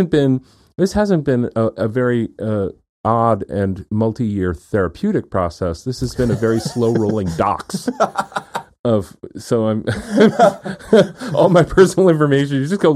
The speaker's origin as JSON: {"language": "English", "town": "Houlton", "region": "Maine", "country": "United States", "tie": "born there", "said": "which is the hospital I was born in Holton, Maine."}